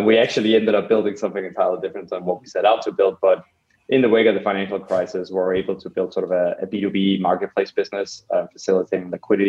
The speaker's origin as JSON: {"language": "English", "town": "Copenhagen", "region": "Capital Region of Denmark", "country": "Denmark", "tie": "born or raised there", "said": "So personally, I grew up in Copenhagen in Denmark, and took a very early interest in design"}